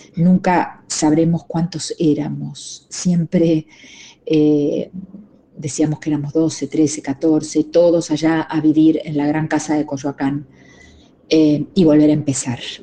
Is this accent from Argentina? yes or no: yes; Argentina; accent: Argentine; moved away; also born or lived in Mexico; mi acento argentino